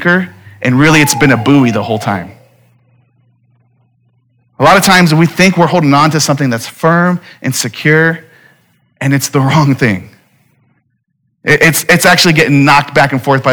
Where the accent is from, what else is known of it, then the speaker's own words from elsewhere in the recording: Phoenix, Arizona, United States; I'm born and raised in Phoenix